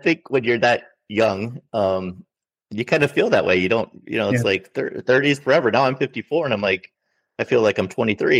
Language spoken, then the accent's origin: English; Minnesota, United States; I said, well, I'm from Minnesota, which is a state in the north middle part of the United States.